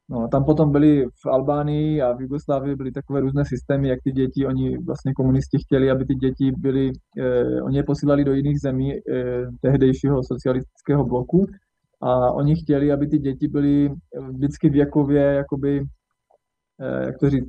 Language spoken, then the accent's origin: Czech; Třinec, Moravian-Silesian Region, Czechia; Takže vyrůstal jsem v Československu, v Třinci, eh, na Severní Moravě, pomezí Slezska, Severní Moravy, kousek od slovenských hranic v podstatě.